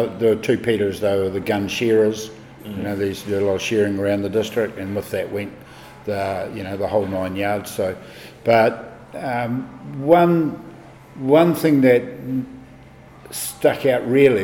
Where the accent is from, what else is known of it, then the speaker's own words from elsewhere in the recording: Methven, Canterbury, New Zealand; I was born in mid-Canterbury, close to the Southern Alps, Methven